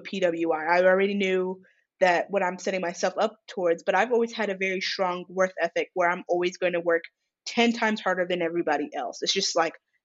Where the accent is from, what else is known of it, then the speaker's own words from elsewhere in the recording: California, United States; I'm from California